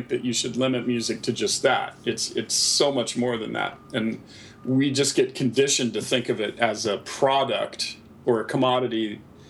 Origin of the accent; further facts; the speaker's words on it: Pacific Northwest, United States; also born or lived in Seattle; growing up in the Pacific Northwest